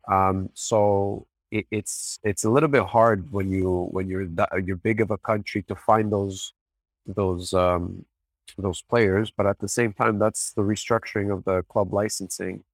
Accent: Canada; I'm born here, I'm Lebanese

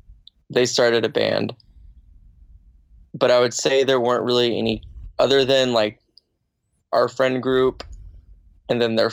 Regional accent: Anchorage, Alaska, United States; moved away as an adult; also born or lived in New Orleans, Louisiana; now in Boise, United States; I was born in New Orleans originally, but I moved to Alaska in Anchorage when I was 3. And I lived there until I moved right before I turned 20

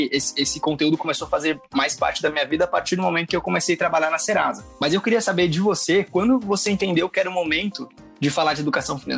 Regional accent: Santa Catarina, Brazil; also born or lived in Passo Fundo, Rio Grande do Sul; now in São Paulo, Brazil; sou de Passo ah, é Fundo. Aí cresci em Santa Catarina e agora tô morando em São Paulo.

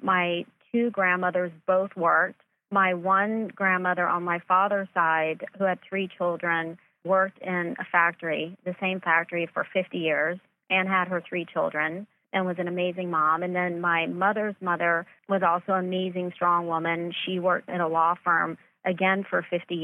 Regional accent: Myrtle Beach, South Carolina, United States; now in Los Angeles, United States; I grew up in Myrtle Beach, South Carolina

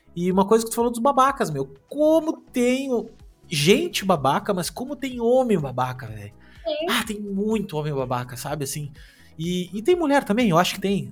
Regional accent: Gaúcho, Rio Grande do Sul, Brazil; eu sou gaúcho

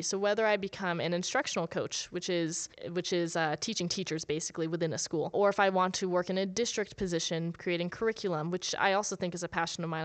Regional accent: New Jersey, United States; moved away; also born or lived in Las Vegas; Growing up in New Jersey

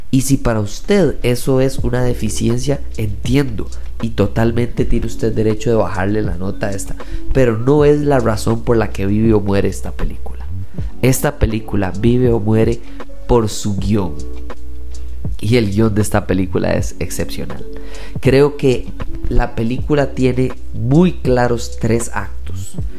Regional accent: Costa Rica; soy costarricense. Haber nacido en Costa Rica

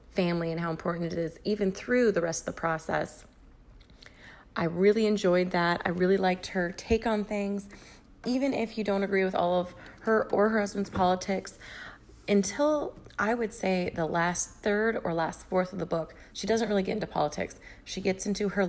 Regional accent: Iowa, United States; moved away; also born or lived in Chicago; I grew up in Iowa

